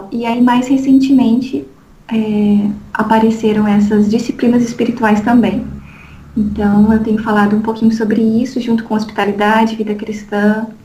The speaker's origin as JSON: {"language": "Portuguese", "region": "Paraná", "country": "Brazil", "moved": "as an adult", "lives_now": "Belo Horizonte, Brazil", "said": "eu sou paranaense, é, estou Opa. morando há muito tempo, já até perdi as contas, é, deve ter dado uns 13 anos em Belo Horizonte, então eu sou quase mineira"}